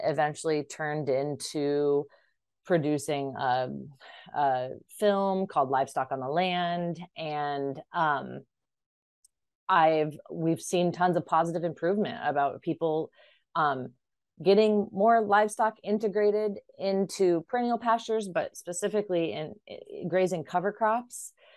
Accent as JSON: {"language": "English", "region": "Iowa", "country": "United States", "tie": "born or raised there", "also_born_or_lived": "upstate New York", "moved": "yes", "said": "I'm originally from Iowa"}